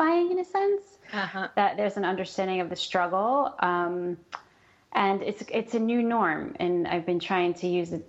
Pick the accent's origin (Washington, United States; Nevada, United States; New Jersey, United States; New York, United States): New York, United States; moved away as an adult; also born or lived in San Diego, California; now in Los Angeles, United States; I'm from New York, and I spent 15 years in San Diego, and then I moved to Los Angeles when I met my husband